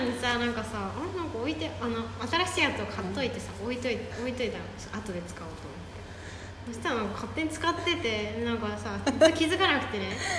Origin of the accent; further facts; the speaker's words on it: Kansai, Japan; 私とアモちゃんが関西出身